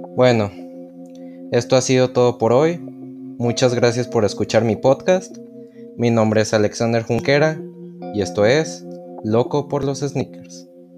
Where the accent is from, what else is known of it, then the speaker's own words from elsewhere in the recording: León, Guanajuato, Mexico; soy proveniente de León, Guanajuato